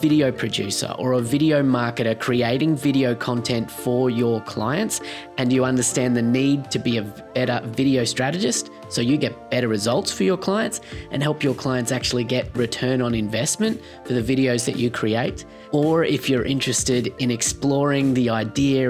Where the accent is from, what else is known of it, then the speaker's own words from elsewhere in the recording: Australia; a fellow Australian video producer